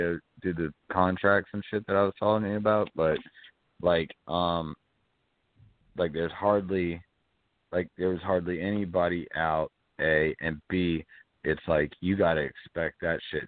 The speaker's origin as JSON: {"language": "English", "town": "Atlanta", "region": "Georgia", "country": "United States", "moved": "yes", "lives_now": "Central Florida, United States", "said": "But I'm from Atlanta"}